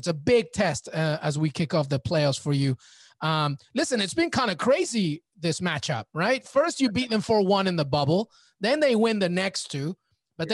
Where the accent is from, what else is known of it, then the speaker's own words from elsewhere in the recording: London, United Kingdom; growing up in London, I'm a lifelong Villa fan